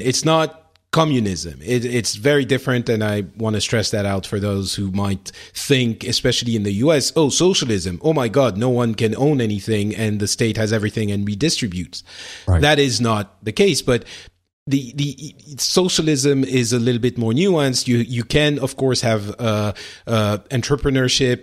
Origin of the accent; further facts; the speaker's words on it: France; in France, we we don't have that, or at least I didn't when I was growing up